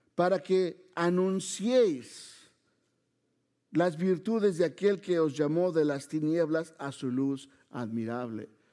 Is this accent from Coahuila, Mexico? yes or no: no; Mexico City, Mexico; vengo de Chilangolandia, como nos dicen, ¿verdad? De la Ciudad de México